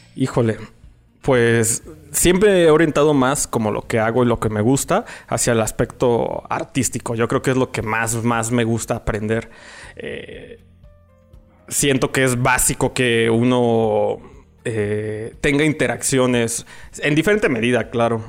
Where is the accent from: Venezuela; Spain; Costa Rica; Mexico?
Mexico; León, Guanajuato; nací aquí en la ciudad de, de León, Guanajuato, en, medio de una familia